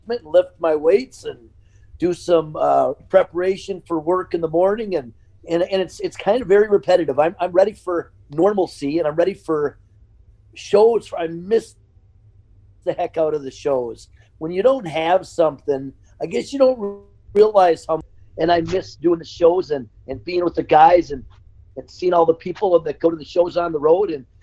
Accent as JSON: {"language": "English", "town": "Eagan", "region": "Minnesota", "country": "United States", "tie": "born or raised there", "also_born_or_lived": "Philadelphia, Pennsylvania", "said": "I was born in South Philadelphia, and we moved to Minnesota, thank the Lord. When I was a young lad, I was like 6 years old or whatever I was, and grew up in a town called Egan, Minnesota"}